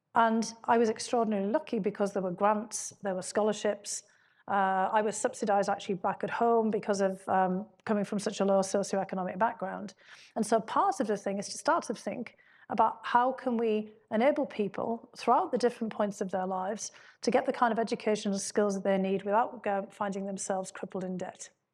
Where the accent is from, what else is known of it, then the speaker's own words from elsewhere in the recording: County Durham, North East England, United Kingdom; moved away as an adult; now in United States; my hometown